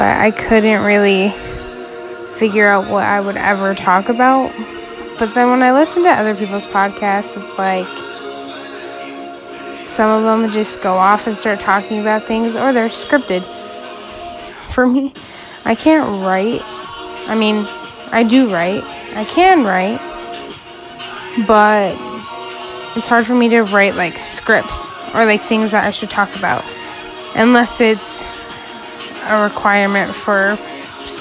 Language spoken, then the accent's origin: English; Idaho, United States; I grew up in Idaho, and pretty much have lived in Idaho all of my life.